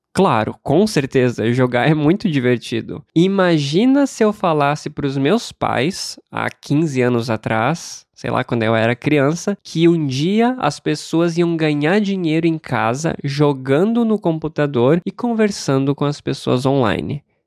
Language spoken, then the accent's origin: Portuguese; Brazil; como brasileiro que nasceu e cresceu sem o hábito de dar a gorjeta